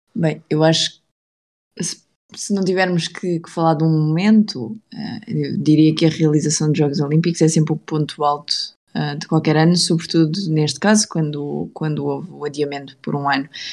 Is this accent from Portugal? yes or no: yes; Portugal; nós, como portugueses